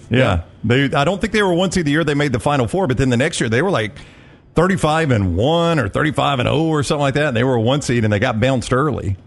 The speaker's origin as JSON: {"language": "English", "area": "Calhoun County", "region": "Alabama", "country": "United States", "tie": "born or raised there", "said": "I grew up in Calhoun County"}